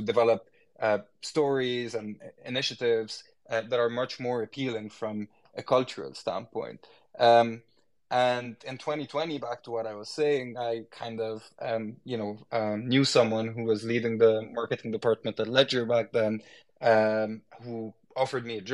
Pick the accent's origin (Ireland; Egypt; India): Egypt; moved away as an adult; I was born in Egypt. And lived most of my life in Egypt before going abroad to study. And with the time I've lived in Egypt and grew up in Egypt